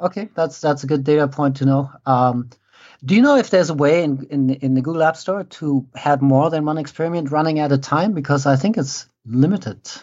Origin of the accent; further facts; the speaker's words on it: Germany; moved away as an adult; now in United States; I grew up in Germany. Uh, I came over to the States in, uh, when was it? ninety-seven, so twenty-one odd years ago.